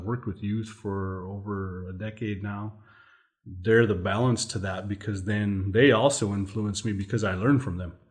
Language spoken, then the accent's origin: English; Montana, United States; moved away as an adult; also born or lived in Fort Peck, Montana / Fort Belknap, Montana; now in Sisseton Wahpeton Oyate, United States; I come here from the Sisseton Wahpeton Oyate, but I actually grew up in Montana.